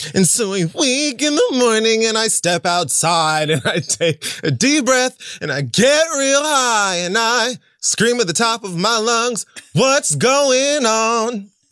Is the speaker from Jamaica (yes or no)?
yes; Jamaica; I'm Jamaican.